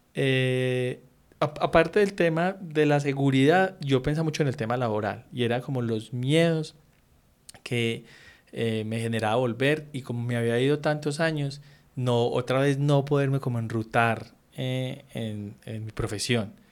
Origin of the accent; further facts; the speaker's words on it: Colombia; moved away as an adult; yo soy más colombiano que un berraco y me encanta la esquina y me encanta el parche de barrio